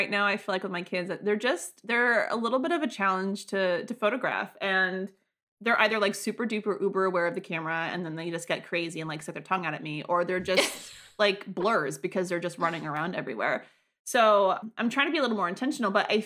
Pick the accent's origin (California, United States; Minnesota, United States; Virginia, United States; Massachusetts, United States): Massachusetts, United States; Springfield; where I grew up in Springfield